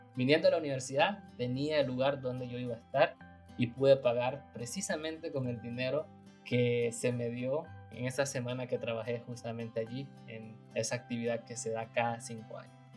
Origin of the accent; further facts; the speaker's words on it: Nicaragua; moved away as an adult; now in United States; yo quería servir a mi iglesia, la iglesia adventista, y también quería servir a mi país. Así que acepté el llamado y estando en Nicaragua